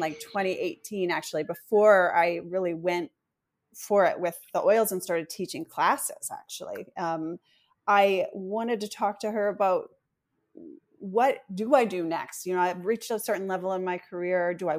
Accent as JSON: {"language": "English", "region": "East Coast", "country": "United States", "lives_now": "Los Angeles, United States", "said": "I come from the East Coast and moved to LA in 2016."}